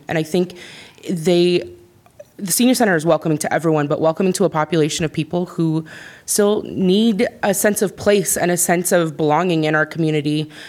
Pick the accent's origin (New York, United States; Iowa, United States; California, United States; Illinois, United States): Iowa, United States; Iowa City; As a kid growing up in Iowa City, I used to volunteer and play my viola at the senior center.